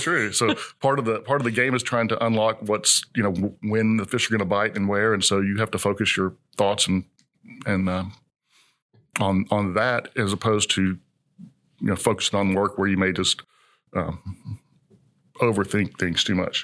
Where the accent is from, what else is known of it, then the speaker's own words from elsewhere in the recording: College Station, Texas, United States; moved away as an adult; now in Houston, United States; I grew up in College Station